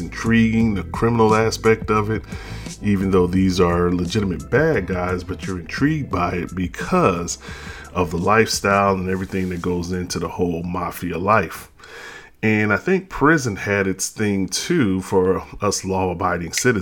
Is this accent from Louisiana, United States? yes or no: yes; New Orleans, Louisiana, United States; being that he's from New Orleans and I'm from New Orleans